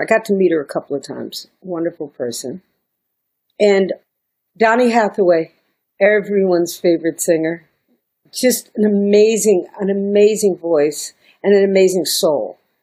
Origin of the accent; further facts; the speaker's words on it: New York, United States; moved away as an adult; also born or lived in Miami; I'm a New Yorker at this time. I'm still New York